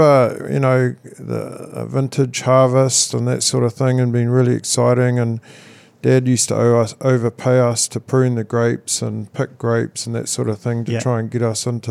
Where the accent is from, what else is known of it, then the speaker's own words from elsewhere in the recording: Manutuke, Gisborne, New Zealand; I was born in Manatuki, Gisborne, actually right next to the very plot right next to where James and Annie Milton live